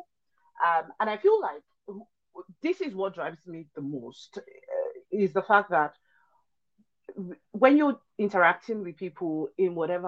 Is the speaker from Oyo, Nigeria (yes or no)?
no; Lagos, Nigeria; also born or lived in Ilaro, Ogun State, Nigeria; my dad moved to Lagos when I was really little, like a year old kind of deal